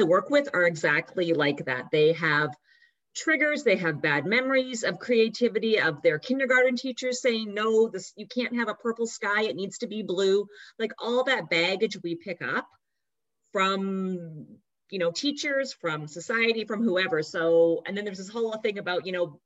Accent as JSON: {"language": "English", "country": "Canada", "also_born_or_lived": "New York City", "moved": "yes", "lives_now": "New York, United States", "said": "I live outside of New York City, but I'm a Canadian"}